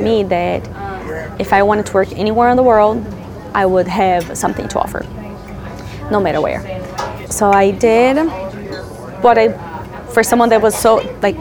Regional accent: Brazil; English is a second language; moved away as an adult; I'm being from Brazil, left Brazil now 12 years ago

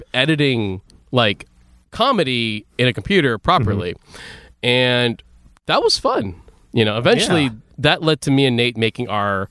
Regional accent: Philippines; because we're Catholic.

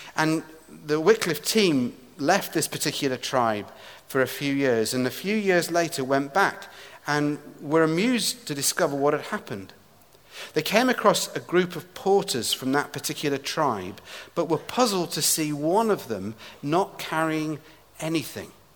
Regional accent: England, United Kingdom; moved away as an adult; now in Edinburgh, United Kingdom; somebody who is from England, now living in Scotland.

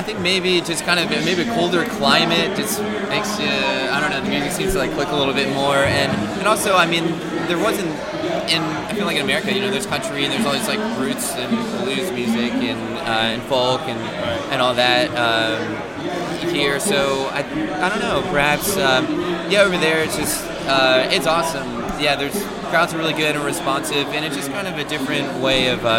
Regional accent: Knoxville, Tennessee, United States; I grew up in Knoxville and East Tennessee

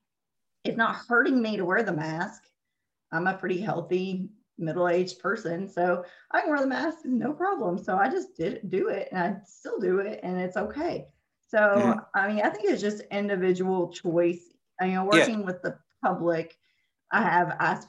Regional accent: Kentucky, United States; moved away as an adult; also born or lived in Nashville, Tennessee / Memphis, Tennessee; now in Georgia, United States; I was born and raised in Kentucky. Yeah, I've lived there the majority of my life.

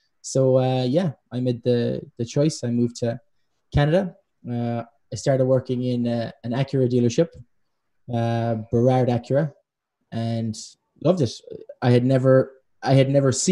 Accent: Ireland; moved away; I'm Irish

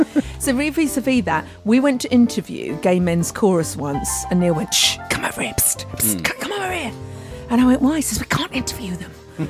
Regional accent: Tunbridge Wells, South East England, United Kingdom; I was brought up in Tunbridge Wells in a semi-detached.

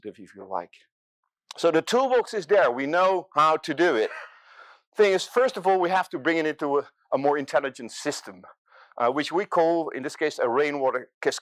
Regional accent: Rotterdam, South Holland, Netherlands; Now, I'm coming from Rotterdam. This is my city, this is my delta city

